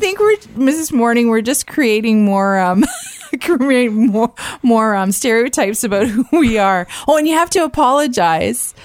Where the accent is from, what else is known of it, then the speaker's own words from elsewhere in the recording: Niagara Falls, Ontario, Canada; now in Ottawa, Canada; I grew up in Niagara Falls